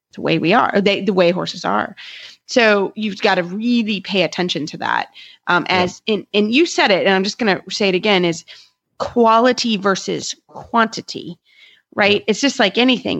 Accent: Kentucky, United States; also born or lived in Florida; I'm from Kentucky

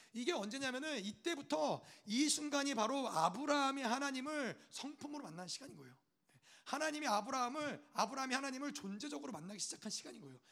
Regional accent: United States; 저는 미국 사람이니까

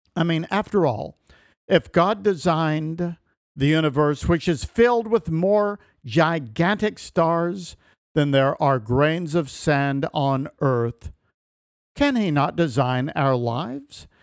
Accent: Elizabethton, Tennessee, United States; I grew up in Carter County, Tennessee, in the town of Elizabethton

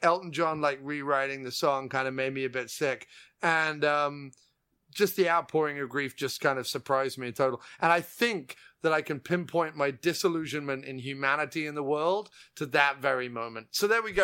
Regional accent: England, United Kingdom; I was born and raised in England

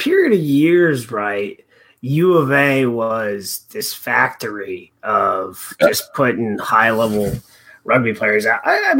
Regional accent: La Verne, California, United States; A place called Laverne. But interestingly, there's Eastern LA County.

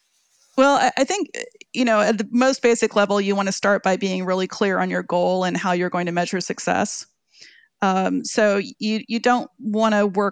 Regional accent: Oakland, California, United States; growing up by Lake Merritt was beautiful. It was exciting. It was diverse. It was vibrant.

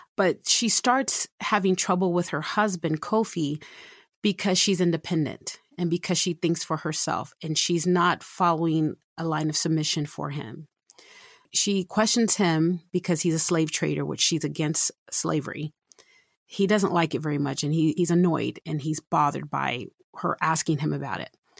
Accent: San Antonio, Texas, United States; now in Utah, United States; I'm originally from San Antonio, Texas, and I've been in Utah since nineteen ninety-seven

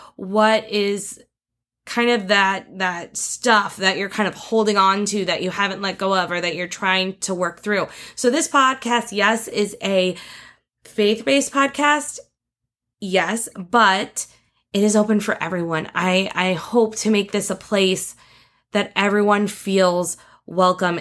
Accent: northeast Indiana, United States; I was born in Indiana, in the Northeast Corner, we moved around a lot when I was younger until dad kinda found the perfect farm for us, the perfect place for us to live. And once we found that, we were there for twenty-plus years

